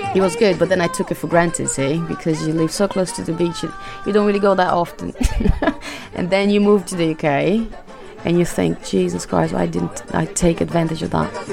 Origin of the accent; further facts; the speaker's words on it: Fortaleza, Ceará, Brazil; English is a second language; moved away as an adult; now in United Kingdom; I was born in Brazil in 81 and uh, I was born in the northeast side of Brazil, the, the place no one knows. Fortaleza, that's the name of the town